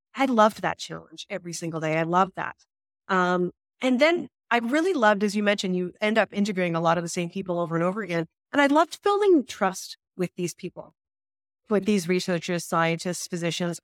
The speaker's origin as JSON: {"language": "English", "region": "Saskatchewan", "country": "Canada", "moved": "yes", "lives_now": "Calgary, Canada", "said": "I'm from Saskatchewan"}